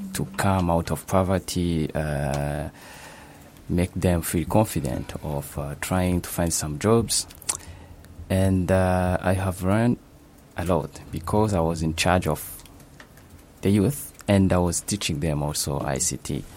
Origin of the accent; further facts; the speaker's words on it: Kigali, Rwanda; moved away as an adult; now in Japan; I'm from Rwanda, as you have said, especially in Kigali